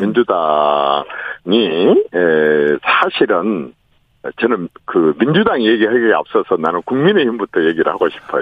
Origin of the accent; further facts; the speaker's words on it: Honam, South Korea; 그 호남 출신인 제가